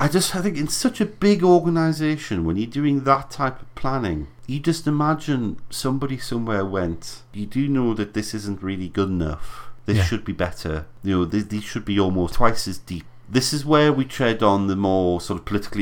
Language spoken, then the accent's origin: English; United Kingdom